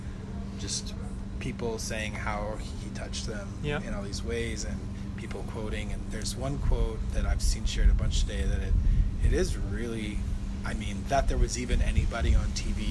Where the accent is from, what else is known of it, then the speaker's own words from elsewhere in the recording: United States; as an American